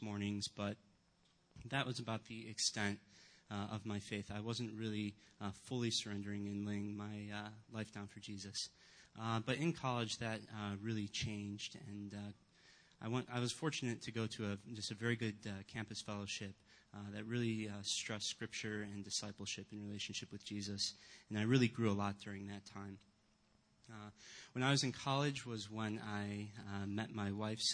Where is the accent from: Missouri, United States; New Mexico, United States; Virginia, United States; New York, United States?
New York, United States; Rochester; moved away; I grew up not in the Chicago area, but in Rochester, New York.